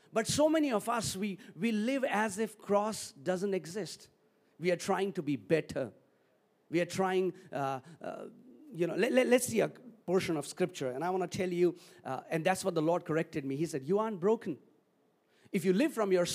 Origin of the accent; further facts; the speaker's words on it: Delhi, India; I am from Delhi.